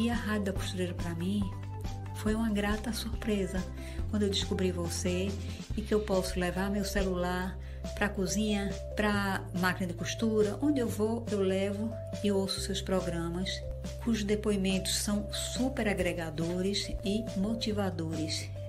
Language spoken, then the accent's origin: Portuguese; Fortaleza, Ceará, Brazil; eu sou de Fortaleza.